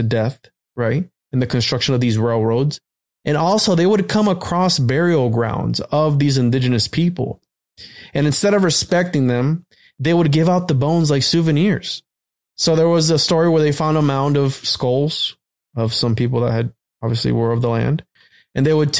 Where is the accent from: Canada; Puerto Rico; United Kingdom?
Puerto Rico; now in Florida, United States; I'm from Puerto Rico. I was born in Puerto Rico.